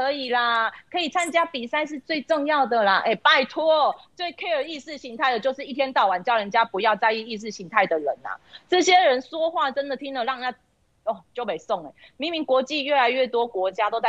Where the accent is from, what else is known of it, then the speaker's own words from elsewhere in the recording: Taiwan; 明明全世界都注意到我们台湾，也都称呼我们是台湾的时候